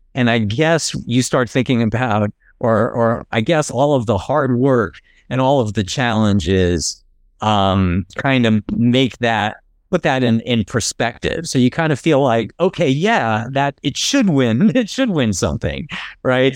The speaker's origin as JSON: {"language": "English", "region": "New Jersey", "country": "United States", "tie": "born or raised there", "moved": "yes", "said": "I grew up in New Jersey"}